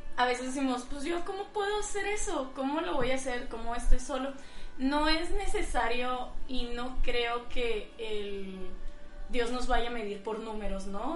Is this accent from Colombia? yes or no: no; Mexico